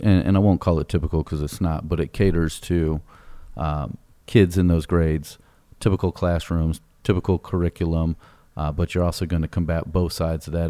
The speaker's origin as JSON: {"language": "English", "town": "Greatwood", "region": "Texas", "country": "United States", "tie": "born or raised there", "said": "I grew up in Great Woods"}